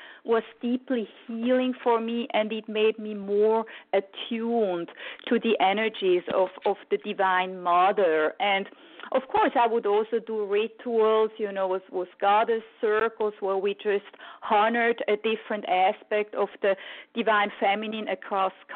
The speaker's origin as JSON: {"language": "English", "country": "Switzerland", "tie": "born or raised there", "said": "I grew up in Switzerland and my mother is Italian"}